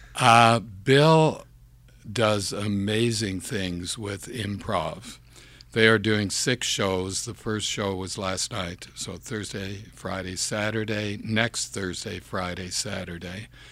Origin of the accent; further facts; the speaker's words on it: Campbell's Bay, Quebec, Canada; first language English; moved away; also born or lived in Montreal / Toronto; born in Campbell's Bay, Quebec, which is in the Ottawa Valley, sixty miles upriver from the city of Ottawa, on the Quebec side.